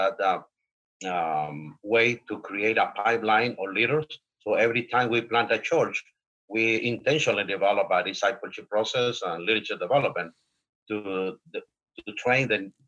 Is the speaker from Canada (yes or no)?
no; Honduras; now in United States; I was born in Honduras